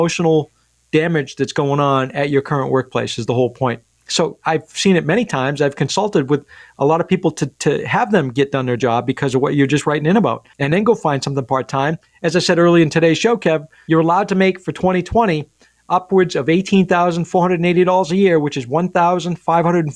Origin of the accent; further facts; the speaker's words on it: Rumford, Maine, United States; my hometown of Rumford